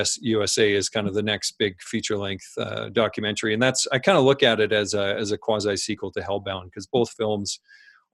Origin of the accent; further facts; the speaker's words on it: Saskatchewan, Canada; I grew up in Saskatchewan on a farm in a small town